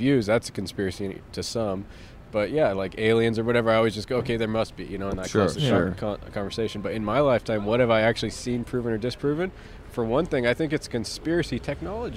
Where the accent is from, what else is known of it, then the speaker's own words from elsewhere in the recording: Glendale, California, United States; I was born here